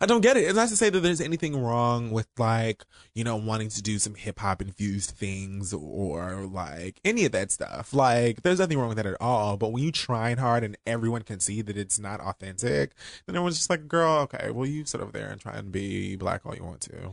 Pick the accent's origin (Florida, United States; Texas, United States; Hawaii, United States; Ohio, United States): Florida, United States; Miami; I'm from Miami